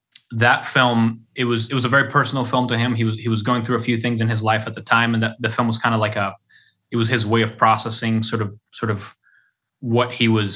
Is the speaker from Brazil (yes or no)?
yes; Brazil; born or raised there; first language Portuguese; English is a second language; moved away